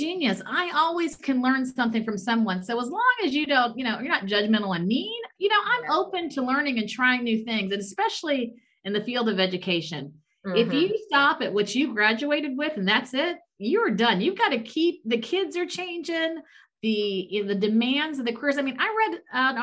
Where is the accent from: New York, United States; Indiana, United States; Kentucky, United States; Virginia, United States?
Virginia, United States; Hampton; moved away as an adult; also born or lived in Maryland / Saudi Arabia / Texas; now in Germany; us growing up in Hampton, Virginia